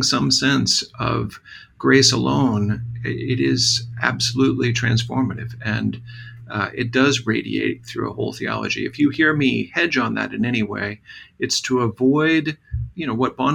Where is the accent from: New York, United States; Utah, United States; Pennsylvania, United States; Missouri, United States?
Missouri, United States; Southwest; growing up in Southwest Missouri